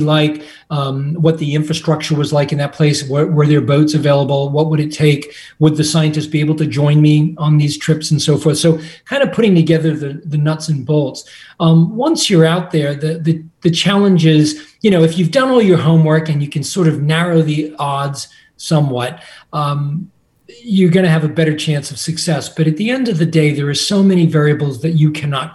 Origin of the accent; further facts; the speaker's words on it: Massachusetts, United States; as a child growing up in Massachusetts